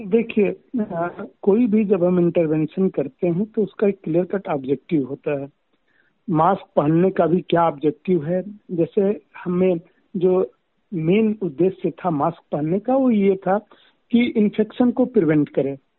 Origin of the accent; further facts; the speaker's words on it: Uttar Pradesh, India; मैं यूपी से बिलोंग करता हूँ